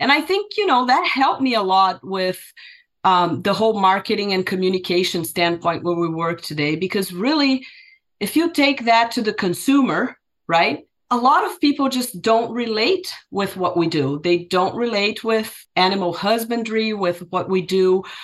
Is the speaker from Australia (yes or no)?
no; Brazil; moved away as an adult; now in United States; Brazilian, right? Born and raised in Brazil.